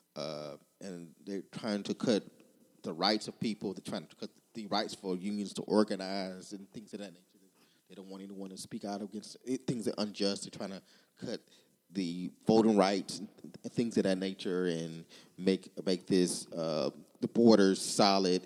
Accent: Texas, United States; back to my home state, Texas

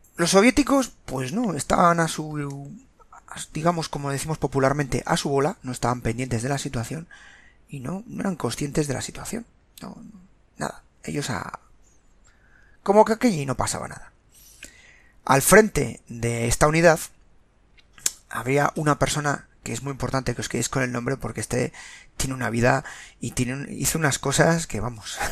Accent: Spain; Los que somos españoles y más veteranos

